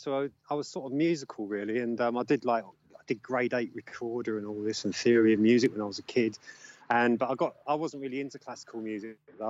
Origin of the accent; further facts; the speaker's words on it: London, United Kingdom; I'm from Camberwell in South London.